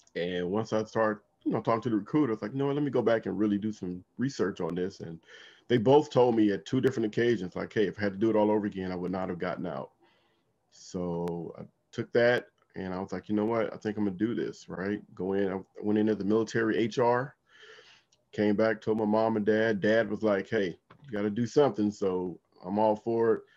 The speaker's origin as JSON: {"language": "English", "town": "Compton", "region": "California", "country": "United States", "tie": "born or raised there", "moved": "yes", "lives_now": "Washington, D.C. area, United States", "said": "I grew up in uh, Compton, California"}